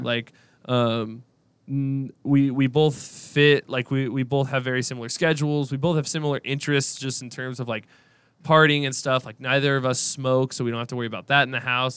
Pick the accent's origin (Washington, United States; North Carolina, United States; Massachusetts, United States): Washington, United States; moved away as an adult; now in Boise, United States; I'm from Washington